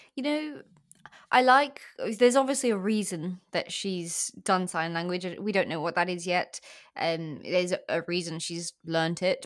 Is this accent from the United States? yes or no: no; South Africa; now in England; I'm in England now, but I, I grew up in South Africa